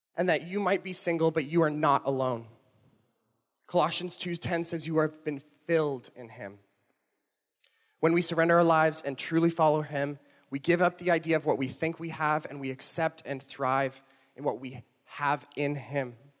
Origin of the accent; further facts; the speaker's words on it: Toronto, Ontario, Canada; moved away; I'm not from here. I'm from Toronto, and when I moved here